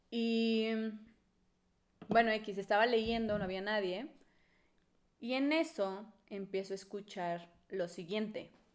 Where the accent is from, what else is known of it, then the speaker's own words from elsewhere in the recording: Monterrey, Nuevo León, Mexico; now in Puebla, Mexico; yo soy de Monterrey y yo, me cre, yo crecí con las creencias de Monterrey